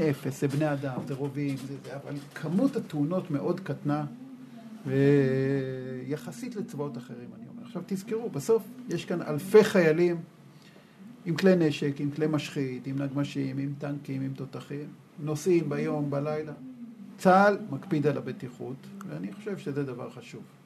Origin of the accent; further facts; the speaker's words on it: Israel; אני גדלתי במשפחה שהיא מאוד קיבוצניקית. כלומר, אני ככה, כשהייתי ילד, הדבר הכי חשוב היה לקטוף את הכותנה